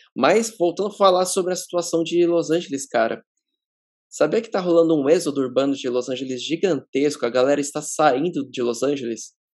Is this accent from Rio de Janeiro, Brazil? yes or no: no; ABC Paulista, São Paulo, Brazil; A gente é do ABC paulista, no ABC paulista a cultura do skate ainda é forte